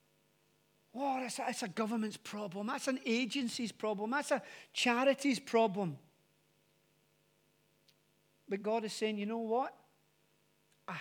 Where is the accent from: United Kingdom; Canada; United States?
United Kingdom; Glasgow, Scotland; moved away; I am originally from Glasgow. And from Glasgow, narrowing it down even more, from a place called the Gorbals.